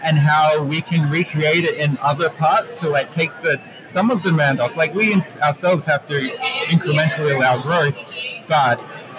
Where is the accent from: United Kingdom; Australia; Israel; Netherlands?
Australia; moved away; my hometown back in Australia